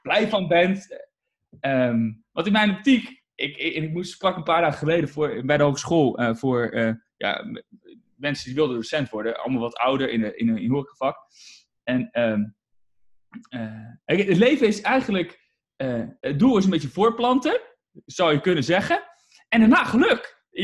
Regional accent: Utrecht, Netherlands; ik ben in Utrecht en daar woon ik eigenlijk al mijn hele leven

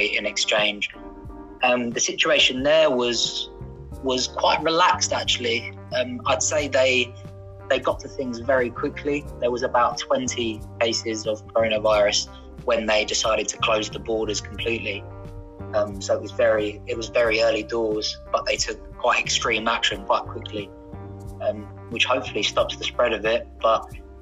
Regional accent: Frinton-on-Sea, East of England, United Kingdom; I'm from Essex, yeah, small town, Frinton-on-Sea, right on the seaside

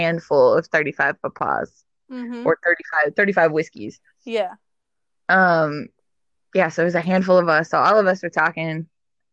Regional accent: Inland Empire, California, United States; moved away as an adult; I grew up in the Inland Empire

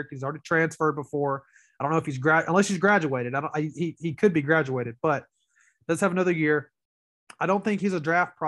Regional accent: Wesson, Mississippi, United States; I'm from Wesson

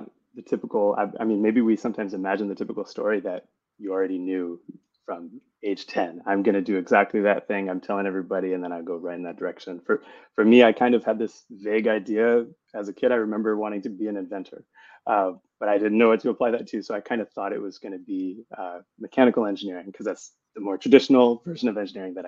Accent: Tucson, Arizona, United States; moved away as an adult; also born or lived in Seattle / Bay Area; I grew up in Tucson, Arizona

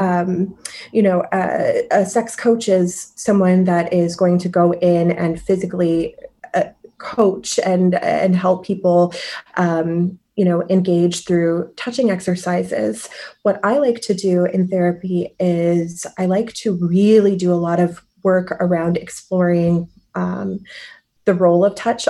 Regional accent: Michigan, United States; moved away as an adult; also born or lived in Cleveland / San Francisco / New York / Rome; now in Chicago, United States; I'm originally from Michigan

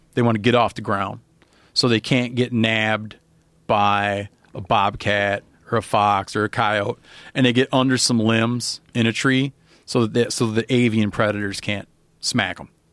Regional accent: Michigan, United States; moved away; I was brought up in Michigan

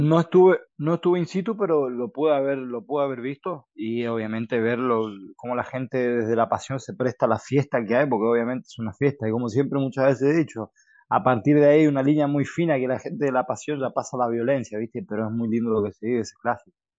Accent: Presidencia Roque Sáenz Peña, Chaco, Argentina; now in Spain; mi ciudad natal, Saspeña, Chaco

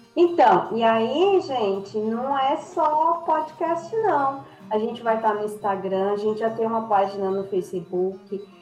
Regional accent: Santo André, São Paulo, Brazil; also born or lived in Jaú; eu já sou de Santo André, mas a raiz está lá

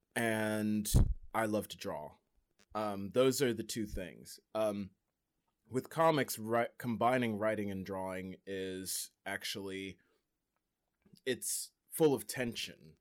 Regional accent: Delaware, United States; once I said Delaware

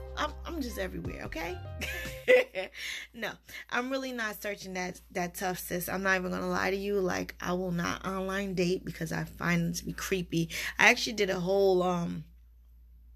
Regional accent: Barbados; accent: West Indian; also born or lived in United States; I'm a Bajan American

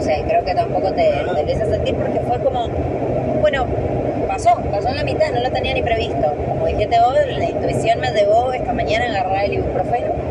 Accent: San Juan, Argentina; moved away; soy de San Juan

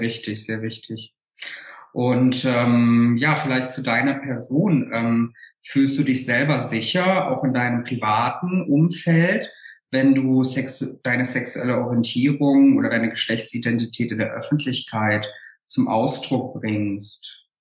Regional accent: Saarland, Germany; von meiner eigenen Biografie ähm, aus dem Saarland

